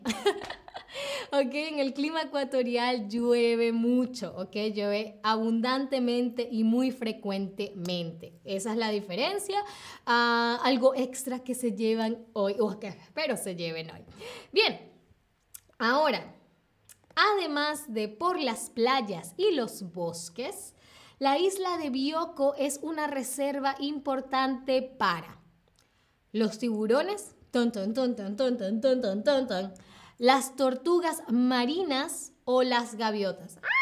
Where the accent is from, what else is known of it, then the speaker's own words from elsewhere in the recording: Venezuela; yo vengo de Venezuela